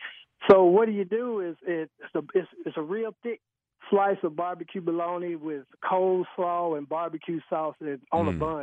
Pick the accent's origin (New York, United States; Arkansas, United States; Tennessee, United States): Tennessee, United States; now in Alabama, United States; I'm originally from Tennessee.